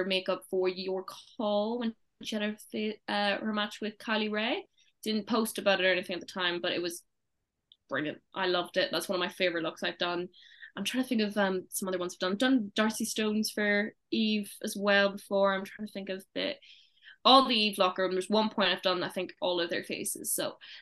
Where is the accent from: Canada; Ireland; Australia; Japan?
Ireland; moved away as an adult; now in United Kingdom; I'm coming from Ireland.